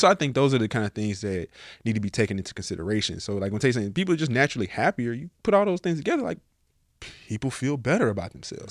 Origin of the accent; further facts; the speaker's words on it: Nashville, Tennessee, United States; now in Miami, United States; I'm from Nashville.